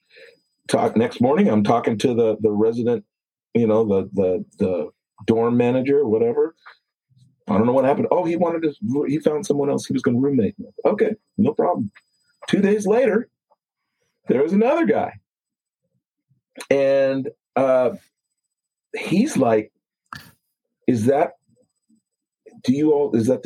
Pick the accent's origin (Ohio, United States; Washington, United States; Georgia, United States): Washington, United States; Lakewood; I'm from Tacoma, south of Tacoma, called a place called Lakewood.